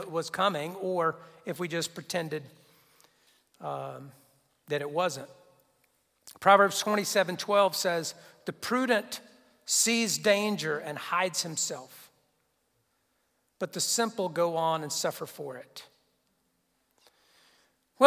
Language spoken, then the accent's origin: English; Wilmington, North Carolina, United States; I'm from Wilmington